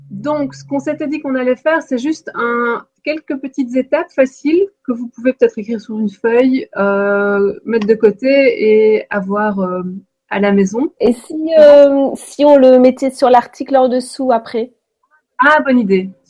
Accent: Belgium; il doit être en en Belgique, moi je suis belge, hein. on dit première primaire.

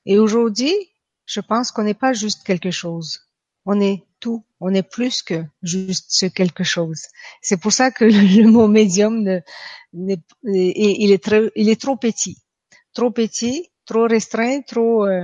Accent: Quebec City, Quebec, Canada; now in France; Je viens de Québec. Je vis en France, mais j'ai habité 20 ans au Québec. Vous allez entendre un petit accent euh, russe de temps en temps.

